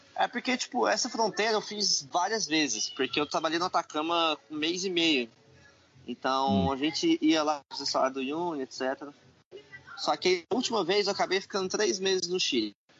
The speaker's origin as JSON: {"language": "Portuguese", "country": "Brazil", "said": "Sou do Brasil"}